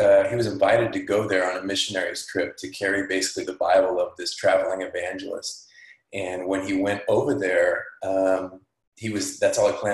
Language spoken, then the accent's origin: English; Fresno, California, United States; I'm from Fresno, California